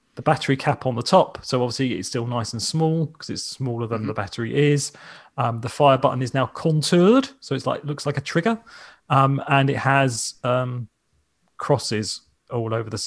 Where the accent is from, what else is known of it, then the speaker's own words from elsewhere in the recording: England, United Kingdom; I'm English